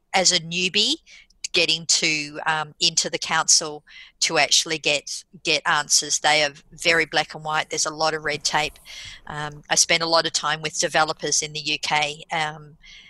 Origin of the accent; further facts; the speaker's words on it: Australia; also born or lived in United Kingdom; As an Australian